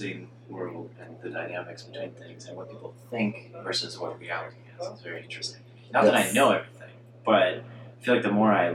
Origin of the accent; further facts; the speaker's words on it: Canada; I grew up in Canada